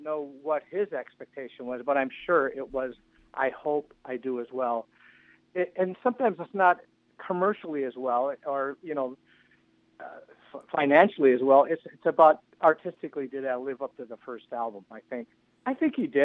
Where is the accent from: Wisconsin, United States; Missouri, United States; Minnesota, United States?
Wisconsin, United States; Milwaukee; I would love to come to my hometown and play